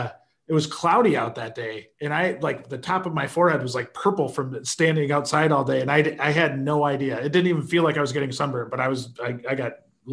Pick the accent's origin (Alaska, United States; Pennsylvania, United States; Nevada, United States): Nevada, United States; Las Vegas; I grew up in Vegas. I know what this is all about.